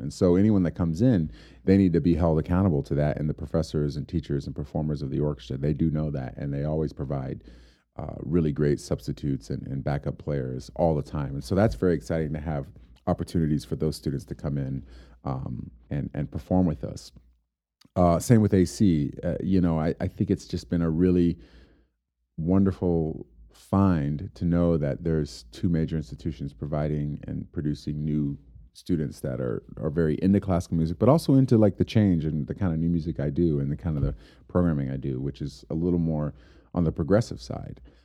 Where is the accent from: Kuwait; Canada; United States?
United States; Homestead, Florida; now in Amarillo, United States; I grew up in Homestead, Florida